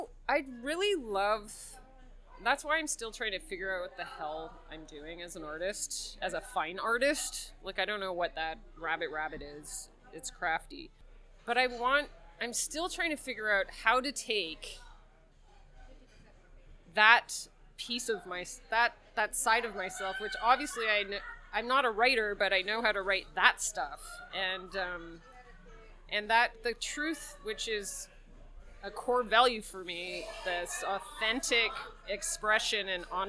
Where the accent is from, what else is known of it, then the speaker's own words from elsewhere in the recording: Victoria, British Columbia, Canada; moved away; So I'm from Victoria, but I moved over here in 95. Yeah, a long time ago.